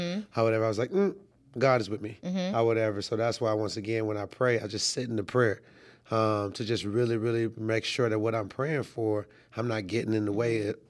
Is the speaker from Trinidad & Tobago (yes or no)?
yes; Trinidad & Tobago; born there; also born or lived in Canada / New York / Florida / South Carolina; So I was born in Trinidad and Tobago. And I've lived a lot of places. I've lived in, as a child, I've lived in Canada, New York, Florida, South Carolina, and obviously Atlanta.